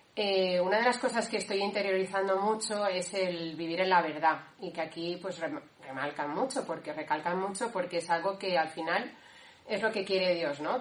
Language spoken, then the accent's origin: Spanish; Valencia, Valencian Community, Spain; moved away as an adult; now in Cantabria, Spain; soy de Valencia, eh, bueno, del núcleo de Valencia